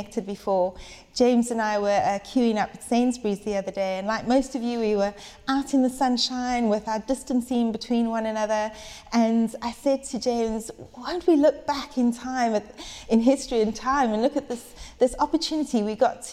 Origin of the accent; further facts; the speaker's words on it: South Africa; moved away as an adult; now in United Kingdom; I was 18 years old, and I moved over to the UK from South Africa